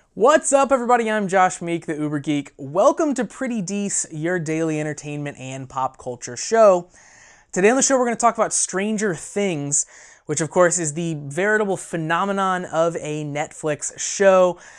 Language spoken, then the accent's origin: English; a small town in Indiana, United States; my hometown